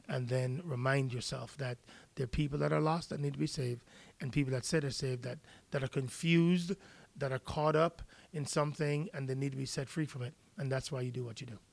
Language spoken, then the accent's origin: English; Jamaica; now in United States; I'm from Jamaica